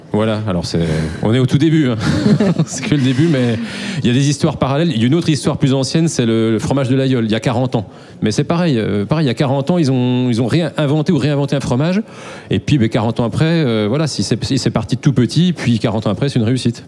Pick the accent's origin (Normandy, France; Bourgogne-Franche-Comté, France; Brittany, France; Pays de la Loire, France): Bourgogne-Franche-Comté, France; je suis né dans le Morvan